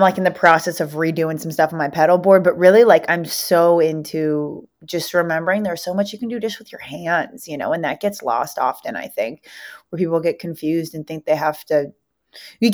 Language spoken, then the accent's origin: English; Los Angeles, California, United States; accent: Valley Girl; Born and raised in LA. I grew up in the South Bay, like right in a beach city